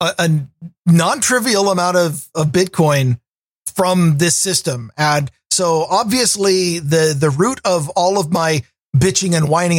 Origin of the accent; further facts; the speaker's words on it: Pacific Northwest, United States; I'm from the Pacific Northwest